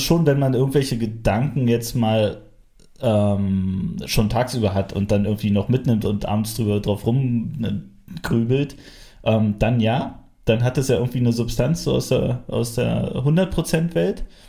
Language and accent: German; Frankfurt, Brandenburg, Germany; ich komme aus Frankfurt